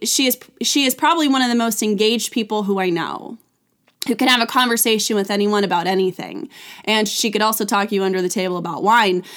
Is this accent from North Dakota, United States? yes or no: no; California, United States; I grew up in California